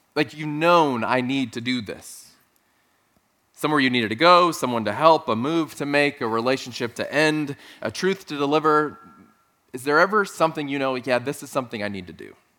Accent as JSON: {"language": "English", "region": "South Texas", "country": "United States", "tie": "born or raised there", "moved": "yes", "said": "Growing up in South Texas"}